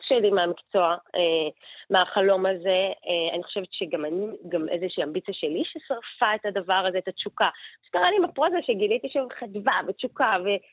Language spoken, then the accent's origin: Hebrew; Israel; אנחנו כישראלים